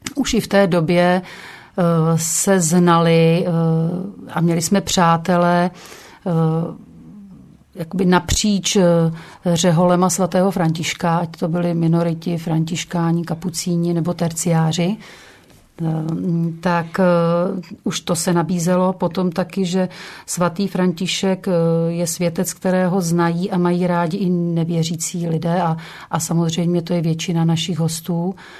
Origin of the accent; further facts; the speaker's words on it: Krkonoše foothills, near Špindlerův Mlýn, Hradec Králové Region, Czechia; já pocházím, eh, z Podkrkonoší, nedaleko Špindlerova mlína